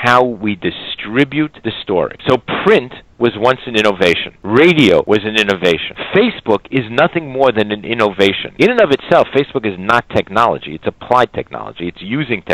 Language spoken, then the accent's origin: English; United States; moved away as an adult; also born or lived in Israel; growing up in America and going to you know, day schools, yeshivot